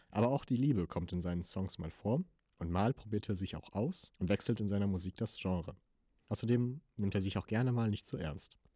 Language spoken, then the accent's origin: German; Bad Pyrmont, Lower Saxony, Germany; Das Piemont, wo ich herkomme, mit Y. Ja, Bad Piemont ist an sich eigentlich nur eine kleine Kleinstadt im Südwesten von Niedersachsen, gleich an der Grenze von NRW, in, in, in der Nähe vom Lipperland